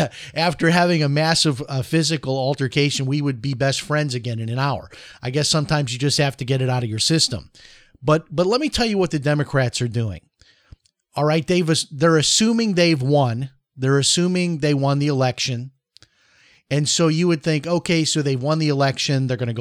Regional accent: Chicago, Illinois, United States; When I grew up in Chicago, I was involved in countless street fights.

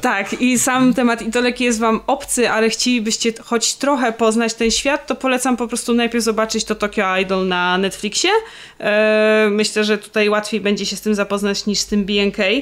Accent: Warsaw, Masovian Voivodeship, Poland; ja jestem z Warszawy

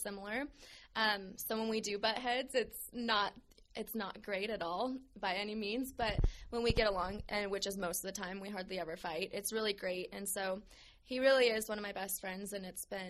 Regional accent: South Dakota, United States; now in Tucson, United States; I'm originally from South Dakota, and growing up, my mom was a stay-at-home mom

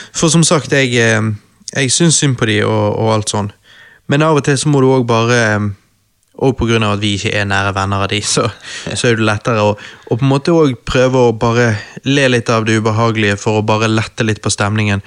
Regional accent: Norway; vi er to gutter fra Norge

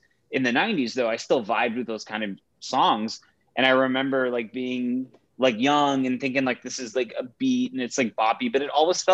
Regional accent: Texas, United States; now in Chicago, United States; I, as a person who is of Indian heritage, an Indian immigrant heritage, growing up in Texas in the early 90s

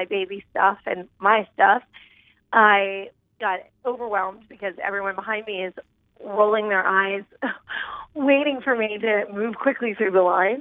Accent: right outside of Philadelphia, Pennsylvania, United States; I grew up right outside of Philadelphia in a highly dysfunctional home

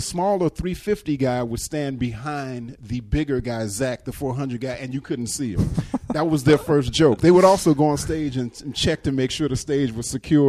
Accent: Midwest, United States; We were in the Midwest. So we came from the Midwest and basically established this beachhead, this whatever, on the East Coast.

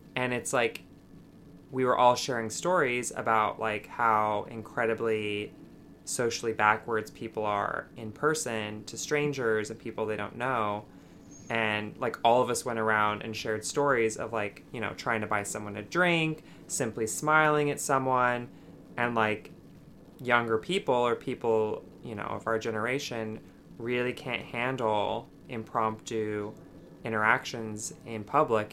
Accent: Utah, United States; moved away as an adult; now in New York City, United States; I was born and raised in Utah, and then moved to New York City four years ago.

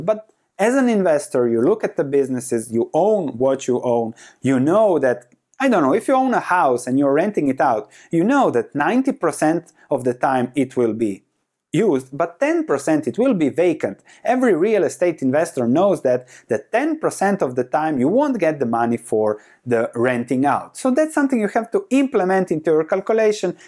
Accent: Croatia; moved away as an adult; I come from Croatia, lived the first 30 years in Croatia

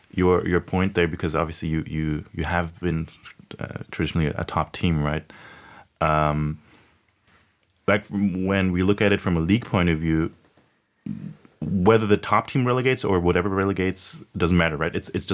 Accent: Munich, Bavaria, Germany; I grew up in Germany, you know, in Munich.

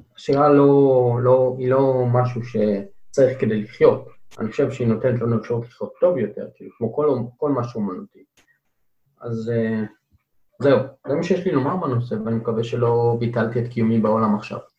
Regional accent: Beersheba, Southern District, Israel; אני מבאר שבע, אז המדבר תמיד מציץ לנו מהחלון

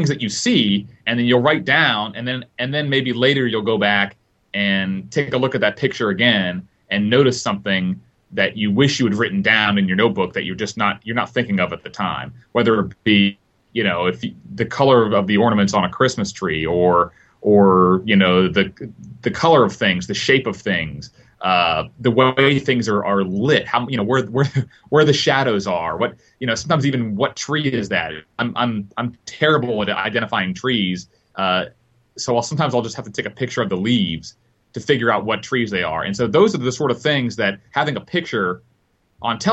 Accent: Northeast Ohio, United States; now in Charlotte, United States; I grew up actually in Northeast Ohio

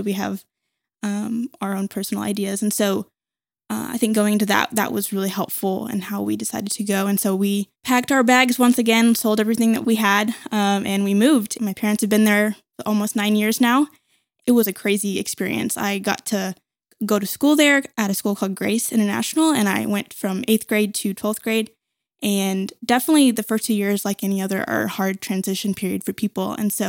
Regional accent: Conway, Arkansas, United States; also born or lived in Jonesboro, Arkansas; So I was born in Jonesboro, Arkansas, which is a small place.

